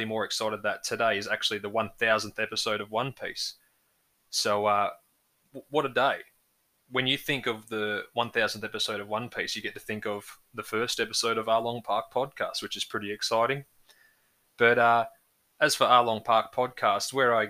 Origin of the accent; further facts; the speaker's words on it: Australia; for us growing up in Australia